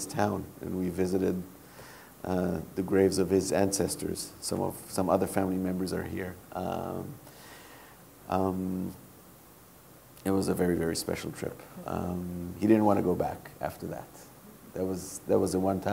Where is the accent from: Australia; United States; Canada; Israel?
Israel; growing up in Israel, where part of the indoctrination is in grade school